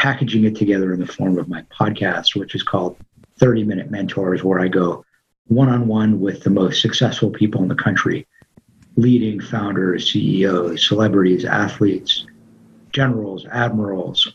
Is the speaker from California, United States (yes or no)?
yes; Los Angeles, California, United States; being born and raised in Tarzana, California